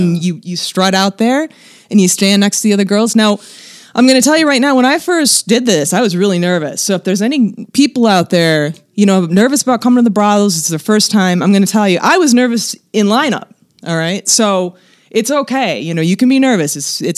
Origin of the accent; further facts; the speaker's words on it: Detroit, Michigan, United States; now in Nevada, United States; I'm originally from Detroit